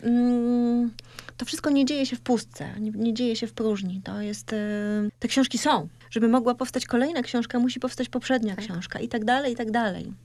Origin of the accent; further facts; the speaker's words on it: Kartuzy, Pomeranian Voivodeship, Poland; moved away; kartuzy, miejsce, w którym się wychowałam